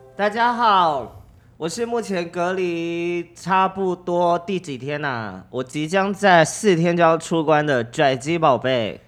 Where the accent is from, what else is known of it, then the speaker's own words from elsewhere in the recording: Kaohsiung, Taiwan; 他在知道我高雄人，他知道我在住在高雄之后